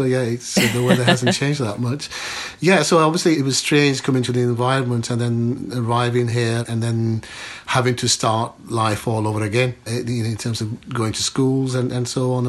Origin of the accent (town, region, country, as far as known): Yorkshire and the Humber, United Kingdom; born or raised there; also born or lived in Pakistan / Bradford